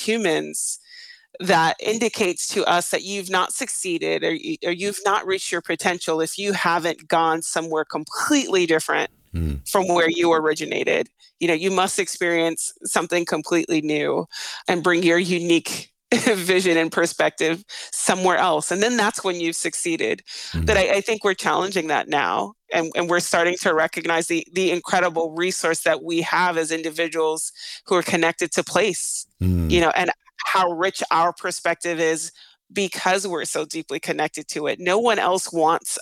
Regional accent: New York City, New York, United States; moved away; I grew up in Brownsville, Brooklyn, when Brownsville, Brooklyn was the murder capital of the United States.

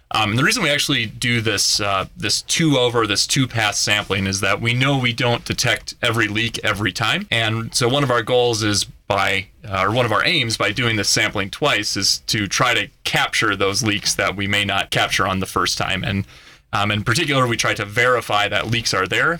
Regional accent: Minnesota, United States; moved away as an adult; now in Colorado, United States; I actually grew up on a dairy farm in Minnesota

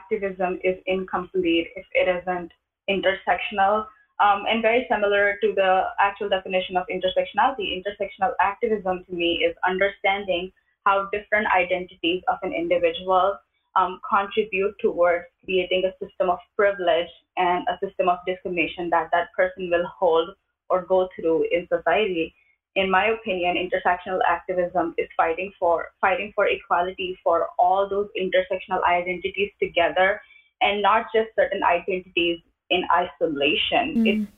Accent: India; moved away as an adult; now in United States; When I was growing up, I grew up in India

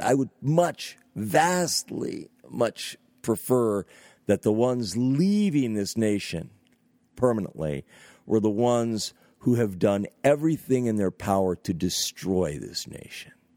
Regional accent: Northeast United States, United States; also born or lived in California; I've lived in extreme Northeast United States of America for most of my life

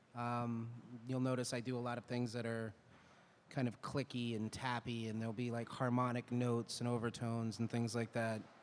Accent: Canada; also born or lived in Louisiana, United States / New Orleans, United States; now in Austin, United States; I also um, was born in Louisiana. I was raised in Canada between Montreal and Ottawa.

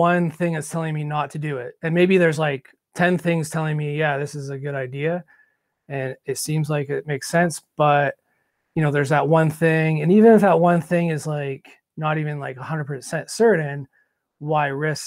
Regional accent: Canada; also born or lived in Quebec / Ontario; I grew up skiing bush in Quebec and Ontario

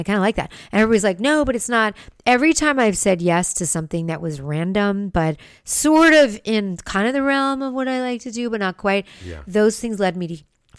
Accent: West Hollywood, California, United States; I mean, that's where I was raised in West Hollywood.

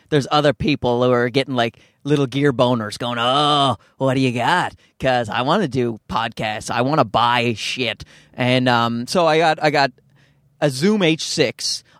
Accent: Newfoundland and Labrador, Canada; accent: Newfoundland; Like, I'm from Newfoundland, which is, if you don't know, because why the hell would you if you're not in Canada? But it's a very Irish part of Canada, so we have a distinct accent.

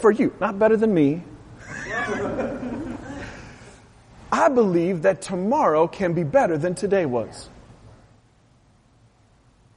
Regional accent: West Coast, United States; I'm from the West Coast

